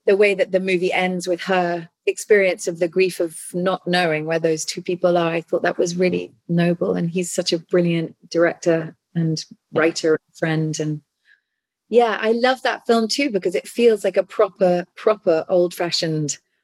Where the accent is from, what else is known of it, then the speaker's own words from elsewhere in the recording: England, United Kingdom; I'm English